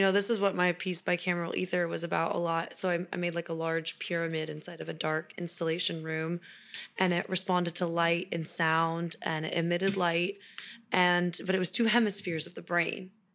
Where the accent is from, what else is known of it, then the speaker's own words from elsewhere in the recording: Kansas City, United States; moved away as an adult; also born or lived in California; now in Sacramento, United States; go to college in my hometown